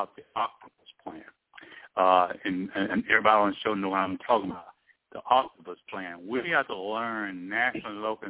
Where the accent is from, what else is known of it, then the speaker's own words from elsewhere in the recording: East Texas, United States; born and raised in East Texas